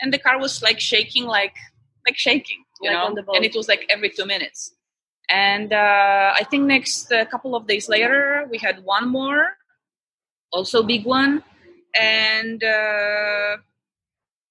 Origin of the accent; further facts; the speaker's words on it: Poland; moved away as an adult; now in Indonesia; I'm from Poland, so I before I came to Indonesia